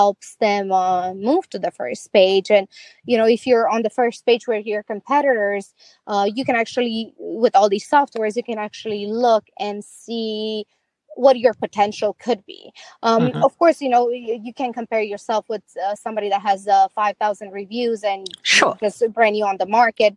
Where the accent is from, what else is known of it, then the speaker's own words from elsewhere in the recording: Romania; moved away; I'm from Romania